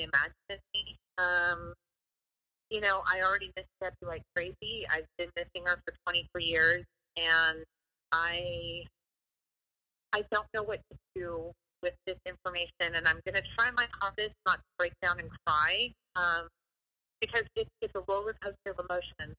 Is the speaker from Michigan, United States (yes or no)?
no; Fresno, California, United States; moved away as an adult; also born or lived in Los Angeles; come back to Fresno, and I moved home